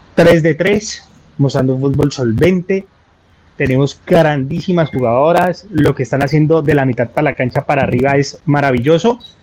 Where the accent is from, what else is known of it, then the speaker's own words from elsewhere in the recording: Colombia; como colombiano